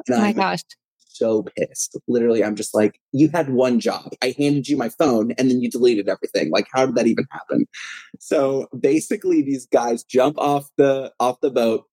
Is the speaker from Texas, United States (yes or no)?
yes; Texas, United States; I'm from Texas, uh, born and raised, Texas native